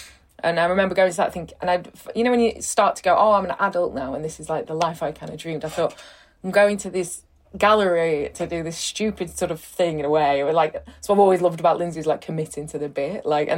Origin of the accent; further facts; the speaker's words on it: Rotherham, Yorkshire and the Humber, United Kingdom; Well, there kind of wasn't one, but then I did have this T-shirt that said Rotherham is the new Berlin